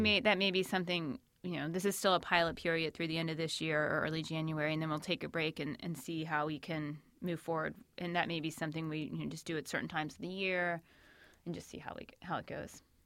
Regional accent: Shenandoah Valley, Northern Virginia, United States; moved away as an adult; also born or lived in Northern California; I'm actually out near the Shenandoah Valley is where I grew up and where I live now

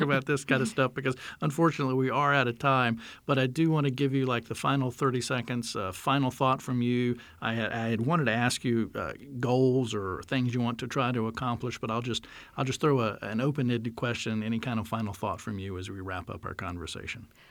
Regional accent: North Carolina, United States; I grew up in North Carolina.

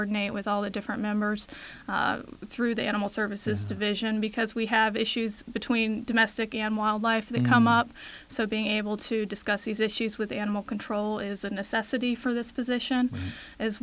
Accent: Chantilly, Virginia, United States; I grew up here in Chantilly and lived here for 20-something years prior to moving on for my graduate degree.

